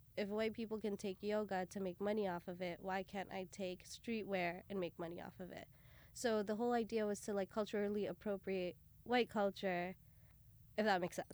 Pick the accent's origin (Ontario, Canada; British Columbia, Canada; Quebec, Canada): Ontario, Canada; Brampton; also born or lived in Bathinda, Punjab, India / Toronto area; I was, uh, born in Punjab, Batinda, and we all moved over to Canada when I was about six, and then from there I was raised in Canada, uh, specifically, uh, just outside of Toronto